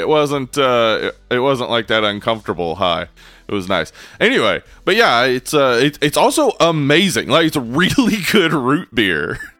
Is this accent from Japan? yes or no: no; the South, United States; We're from the South.